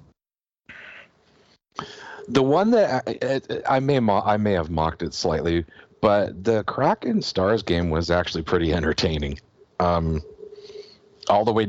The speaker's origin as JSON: {"language": "English", "country": "Canada", "said": "as a Canadian"}